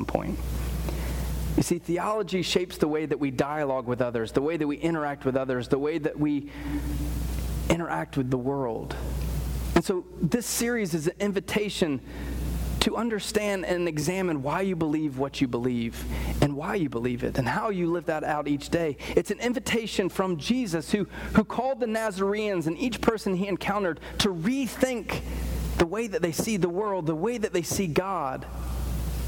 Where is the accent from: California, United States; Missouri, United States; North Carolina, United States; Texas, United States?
North Carolina, United States; Apex; I grew up in Apex, right along the Cary border, and I went to Apex schools